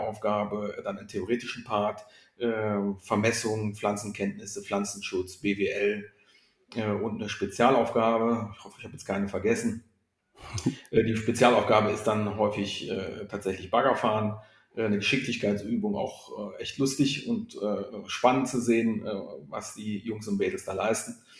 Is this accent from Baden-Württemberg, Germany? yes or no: no; Grevenbroich, North Rhine-Westphalia, Germany; also born or lived in Rhein-Kreis Neuss; now in Cologne, Germany; ich komme gebürtig aus Griffenbruch